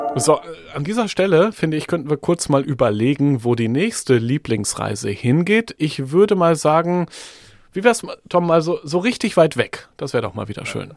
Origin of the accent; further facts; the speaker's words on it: Germany; als Deutsche